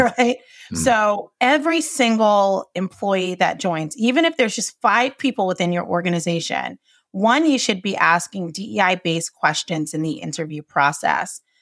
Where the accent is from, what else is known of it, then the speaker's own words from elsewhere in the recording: Johnston, Rhode Island, United States; I grew up in Johnston, Rhode Island